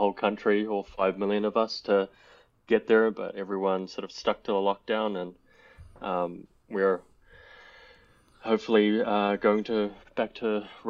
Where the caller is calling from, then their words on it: New Zealand; I'm calling in from New Zealand, from very cold New Zealand right now.